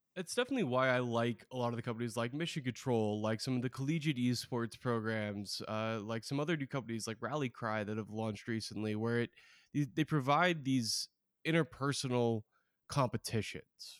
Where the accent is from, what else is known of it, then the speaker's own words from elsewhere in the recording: Oregon, United States; I'm from Oregon